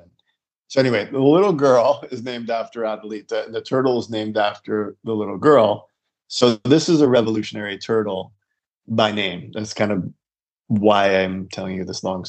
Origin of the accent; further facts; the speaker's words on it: United States; I'm an American man with a lot of education